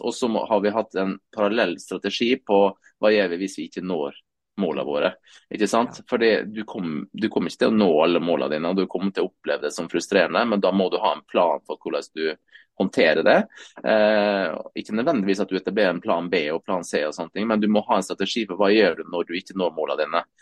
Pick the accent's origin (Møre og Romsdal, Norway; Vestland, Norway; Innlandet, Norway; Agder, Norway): Møre og Romsdal, Norway; Sunnmøre; jeg er jo sunnmøring tross alt, så liksom vokste opp litt med den der entreprenørskapsbiten